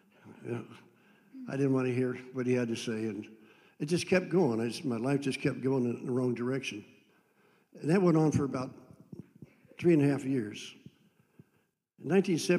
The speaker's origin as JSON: {"language": "English", "town": "Andover", "region": "Ohio", "country": "United States", "tie": "born or raised there", "said": "I was raised in Andover, Ohio."}